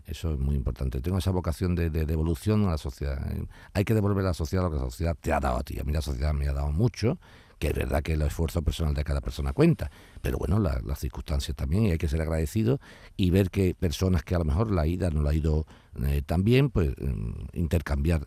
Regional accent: Spain; Me encanta mi país y me encanta Andalucía

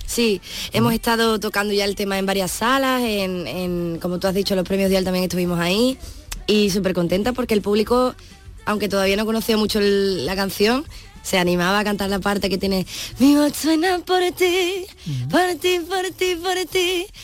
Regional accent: Punta Umbría, Andalusia, Spain; yo soy de Punta Umbría

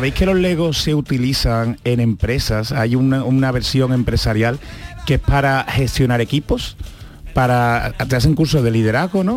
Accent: Andalusia, Spain; accent: Andalusian; los que tenemos un acento marcado, como puede ser el andaluz

